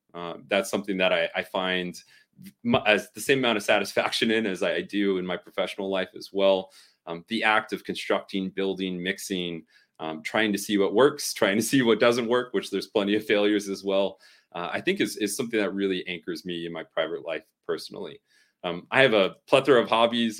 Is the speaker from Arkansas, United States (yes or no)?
no; Southern California, United States; growing up in Southern California in the early 2000s